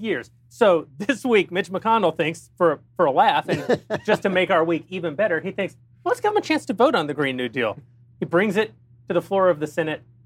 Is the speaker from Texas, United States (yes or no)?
yes; Texas, United States; I'm from Texas